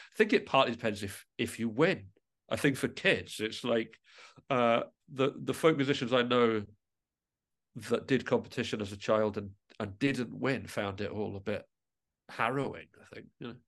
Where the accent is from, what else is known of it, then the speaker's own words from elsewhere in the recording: England, United Kingdom; now in Midlothian, United Kingdom; I am originally from England, but I moved to Midlothian, and I live very close to the Scottish Mining Museum